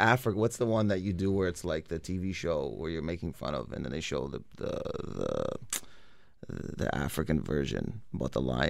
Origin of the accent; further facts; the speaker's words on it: Windsor, Ontario, Canada; we grew up in Windsor